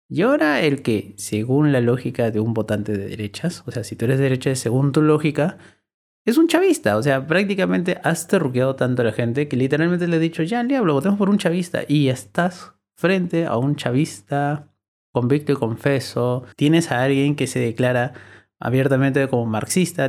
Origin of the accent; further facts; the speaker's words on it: Lima, Peru; yo soy limeño